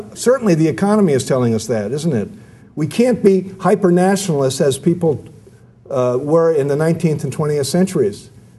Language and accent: English; Ireland; Or as we Irish put it, we would rather have contention than loneliness.